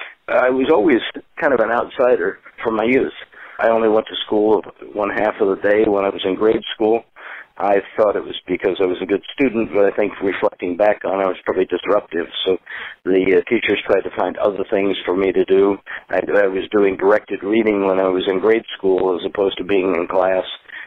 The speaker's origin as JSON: {"language": "English", "town": "Spokane", "region": "Washington", "country": "United States", "lives_now": "San Francisco Bay Area, United States", "said": "I was originally from Spokane, Washington, but I found a sinecure here of people that share that philosophy."}